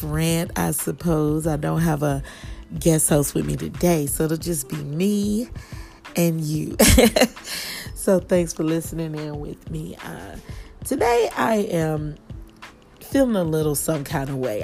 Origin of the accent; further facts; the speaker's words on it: Kansas City, Missouri, United States; now in Atlanta, United States; Live here in Atlanta, but of course, I am from Kansas City, Missouri, and I am headed home in a couple of weeks